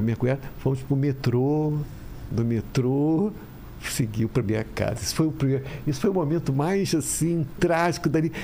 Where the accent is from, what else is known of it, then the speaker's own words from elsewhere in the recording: Rio de Janeiro, Brazil; eu sou carioca